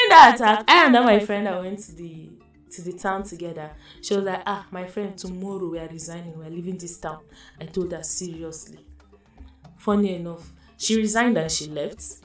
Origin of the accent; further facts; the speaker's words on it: Adamawa, Nigeria; I'm from Adamawa State. I'm Baza by tribe